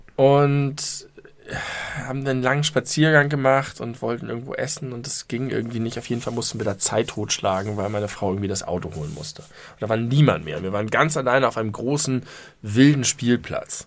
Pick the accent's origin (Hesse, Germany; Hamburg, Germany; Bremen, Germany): Hamburg, Germany; ich komme aus Hamburg